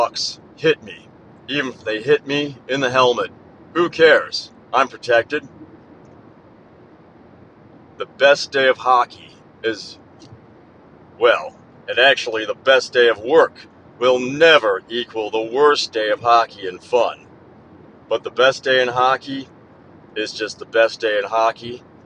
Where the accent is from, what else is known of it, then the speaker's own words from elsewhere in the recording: Midwest, United States; being from the Midwest